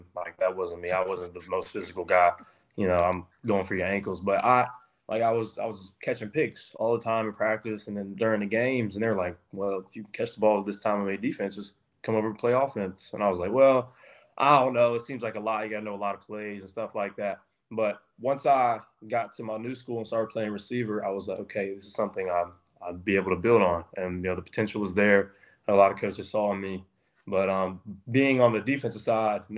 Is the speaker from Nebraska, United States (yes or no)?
no; South Carolina, United States; moved away as an adult; now in Chapel Hill, United States; I was playing safety at one of my hometown schools down here called Sagasti